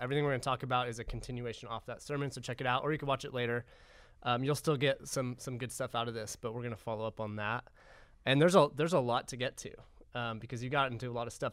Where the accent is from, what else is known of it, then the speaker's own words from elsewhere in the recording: United States; I'm American